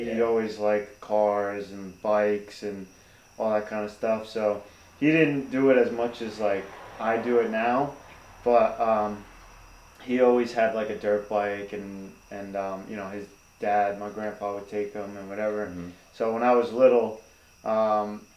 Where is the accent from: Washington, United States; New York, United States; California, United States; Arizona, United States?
New York, United States; New Rochelle; now in New Jersey, United States; I'm not originally from New Jersey. I'm originally from New York. I grew up in Westchester, New Rochelle specifically